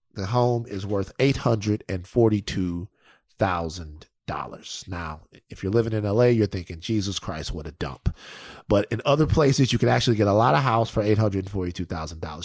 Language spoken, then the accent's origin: English; Baton Rouge, Louisiana, United States; I'm from Baton Rouge